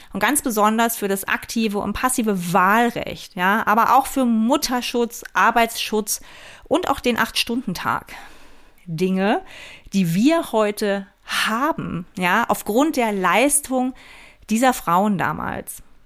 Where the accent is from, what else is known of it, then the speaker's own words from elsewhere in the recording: East Germany, Germany; ich bin in der DDR geboren und auch noch aufgewachsen